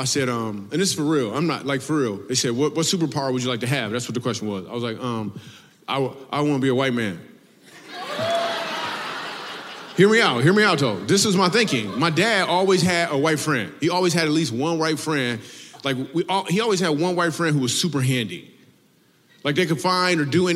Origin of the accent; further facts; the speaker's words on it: Michigan, United States; I grew up in Michigan